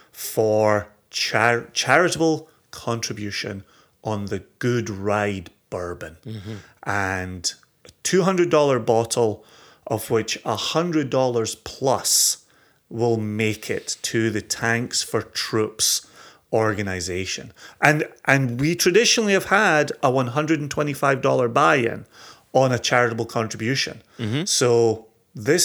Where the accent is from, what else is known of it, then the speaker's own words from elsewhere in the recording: Scotland, United Kingdom; I am such a Scotsman